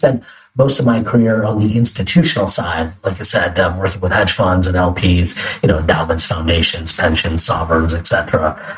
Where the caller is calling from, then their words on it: New York City, New York, United States; I'm calling in from New York City, sunny New York City, from our office by Bryant Park.